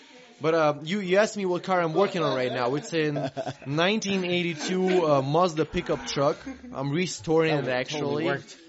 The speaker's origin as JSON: {"language": "English", "town": "Odesa", "region": "Odesa Oblast", "country": "Ukraine", "tie": "born or raised there", "moved": "as an adult", "lives_now": "Salt Lake City, United States"}